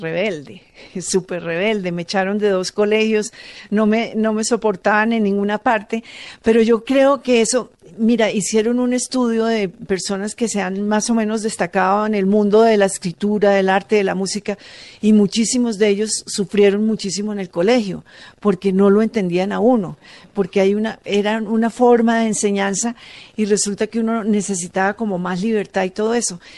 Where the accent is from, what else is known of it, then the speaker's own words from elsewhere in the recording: Manizales, Caldas, Colombia; yo soy de Manizales y vengo de una zona donde las casas las pintan de todos los colores.